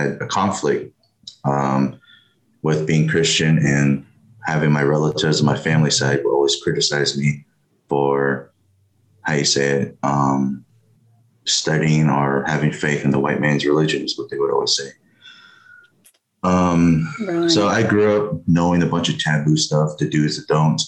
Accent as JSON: {"language": "English", "region": "Arizona", "country": "United States", "tie": "born or raised there", "also_born_or_lived": "Japan", "moved": "as an adult", "said": "I come from a small town in the Navajo Reservation called Denahoto, and that's where I come from."}